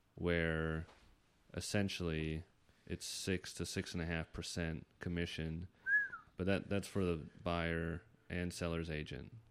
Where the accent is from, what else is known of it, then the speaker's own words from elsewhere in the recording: Northern Virginia, United States; now in San Diego, United States; I'm from the East Coast